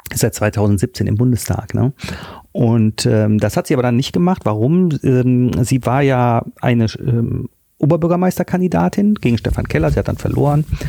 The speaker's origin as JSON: {"language": "German", "town": "Düsseldorf", "region": "North Rhine-Westphalia", "country": "Germany", "said": "Ich bin Düsseldorfer und als solcher kennt man die Kö natürlich"}